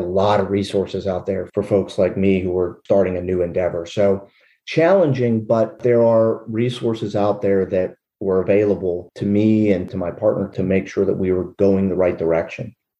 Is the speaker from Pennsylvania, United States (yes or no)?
yes; Derry Township, Pennsylvania, United States; also born or lived in Latrobe, Pennsylvania; I was born in Latrobe, PA, but uh, grew up on a farm in Derry Township